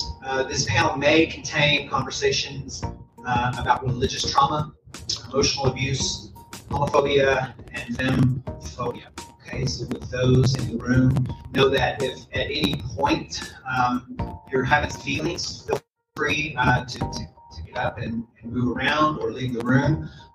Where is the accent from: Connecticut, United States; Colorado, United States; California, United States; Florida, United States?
California, United States; Oakland; also born or lived in Dallas, Texas; I hail from Oakland, California, by way of Dallas, Texas